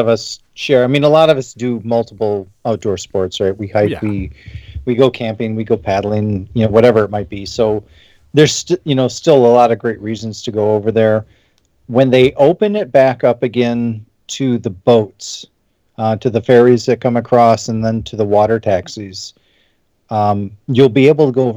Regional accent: Upper Midwest, United States; I grew up in the Upper Midwest here, right, in Great Lakes region

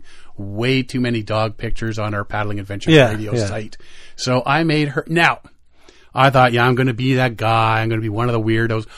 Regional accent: Canada; we're Canadian, because we don't call it a grill

